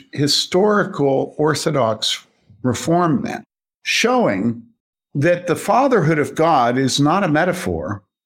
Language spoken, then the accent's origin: English; Wheaton, Illinois, United States; growing up in Wheaton